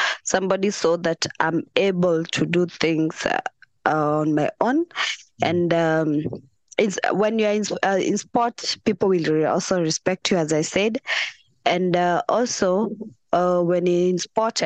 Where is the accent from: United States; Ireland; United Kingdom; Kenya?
Kenya; Nairobi; I'm from Kenya. In Nairobi.